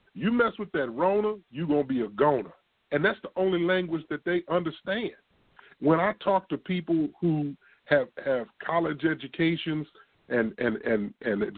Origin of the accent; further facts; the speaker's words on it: Baton Rouge, Louisiana, United States; also born or lived in Illinois; now in Longview, United States; I grew up in Baton Rouge. I'm originally from Illinois.